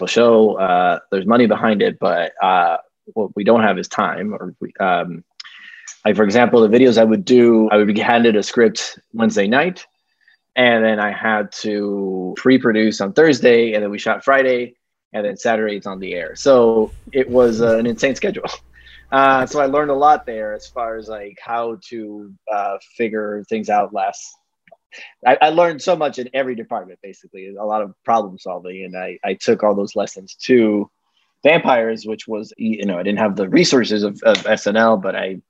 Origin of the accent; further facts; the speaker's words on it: Dominican Republic; now in New York, United States; I am from the Dominican Republic and I live in New York.